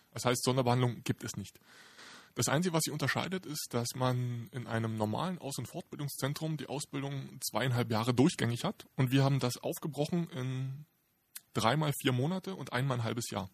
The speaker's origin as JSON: {"language": "German", "region": "Berlin", "country": "Germany", "said": "Ich bin äh, typischer Berliner"}